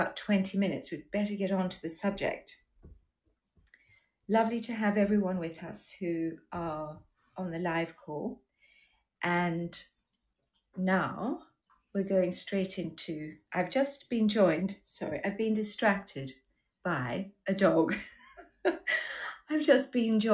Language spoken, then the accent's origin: English; Durban, KwaZulu-Natal, South Africa; accent: Australian; also born or lived in Australia; now in United Kingdom; I grew up in South Africa